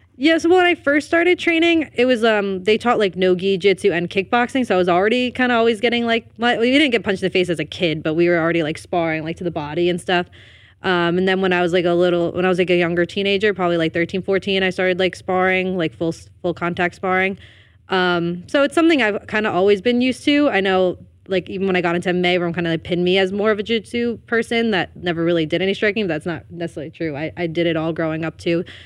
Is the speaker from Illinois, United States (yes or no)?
no; Elmwood Park, New Jersey, United States; I'm from Elwood Park, New Jersey.